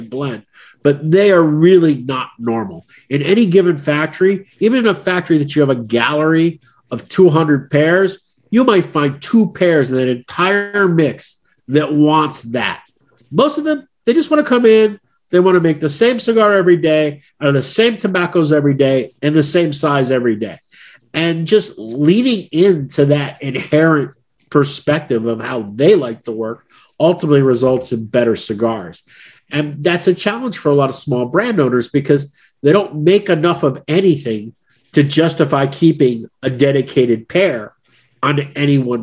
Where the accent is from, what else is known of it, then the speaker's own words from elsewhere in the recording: United States; as an American